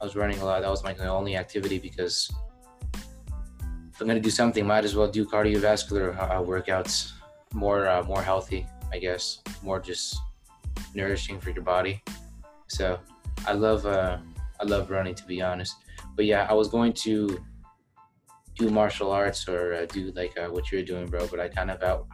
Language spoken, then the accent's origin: English; New Mexico, United States; now in Illinois, United States; I'm from New Mexico